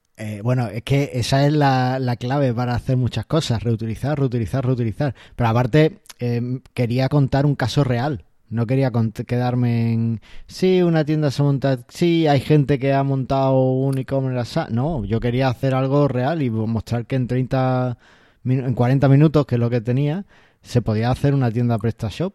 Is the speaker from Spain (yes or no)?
yes; Ceuta, Spain; soy de Ceuta